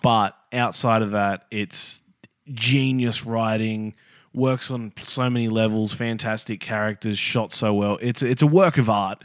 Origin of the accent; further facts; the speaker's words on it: Australia; as an Australian